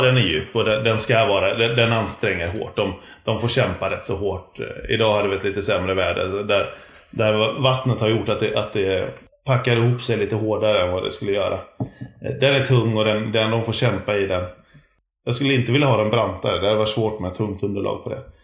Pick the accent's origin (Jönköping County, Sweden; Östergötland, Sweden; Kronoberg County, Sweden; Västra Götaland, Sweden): Västra Götaland, Sweden; Gothenburg; jag kommer från Göteborg